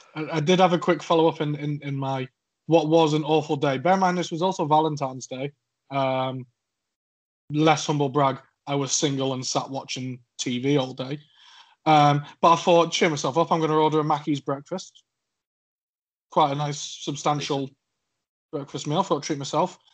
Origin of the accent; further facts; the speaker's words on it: Cheshire, North West England, United Kingdom; accent: slightly scouse; now in Suffolk, United Kingdom; I'm from Cheshire. You may tell from my accent that I am not southern